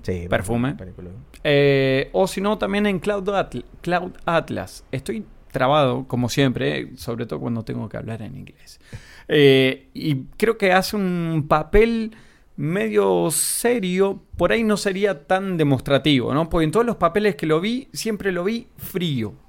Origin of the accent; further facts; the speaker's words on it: Olavarría, Buenos Aires Province, Argentina; also born or lived in La Plata, Argentina; soy argentino